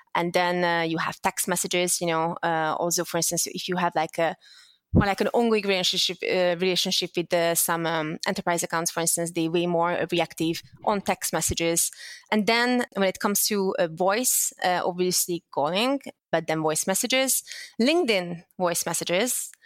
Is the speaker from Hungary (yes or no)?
yes; Hungary; English is a second language; moved away as an adult; also born or lived in Netherlands; I was born and raised in Hungary